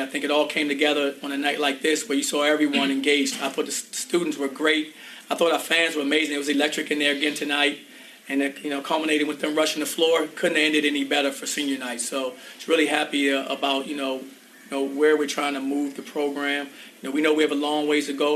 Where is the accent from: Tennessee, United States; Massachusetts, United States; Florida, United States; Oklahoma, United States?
Florida, United States; Orlando; I'm from Orlando and I love it here.